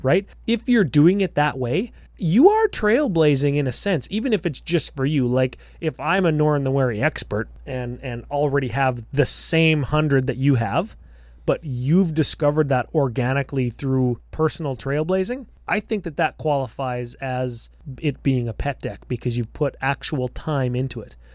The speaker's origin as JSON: {"language": "English", "country": "Canada", "said": "'cause we're Canadian."}